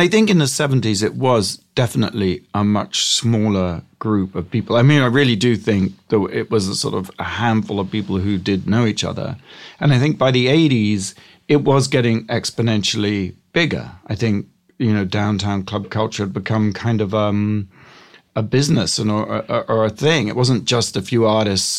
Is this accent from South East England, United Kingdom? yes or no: yes; Gosport, South East England, United Kingdom; moved away as an adult; now in United States; I grew up in England.